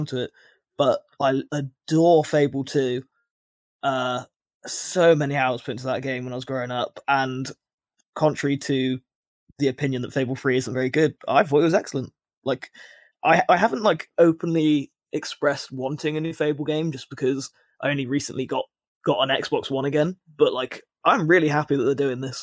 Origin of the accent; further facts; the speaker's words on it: United Kingdom; I'm British